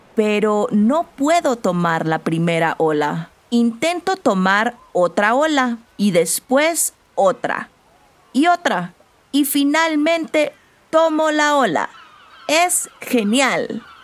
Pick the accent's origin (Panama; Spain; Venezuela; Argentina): Panama; now in Mexico; Soy de Panamá, pero vivo en México.